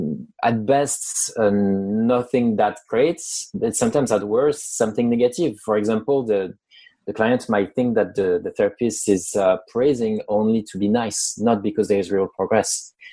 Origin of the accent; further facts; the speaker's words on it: France; accent: French; English is a second language; moved away as an adult; now in United States; I'm French. I was born in France. I've lived in the US for almost 10 years now. I know my English is good enough to answer an interview and to be understood. I've had nice comments about my accent.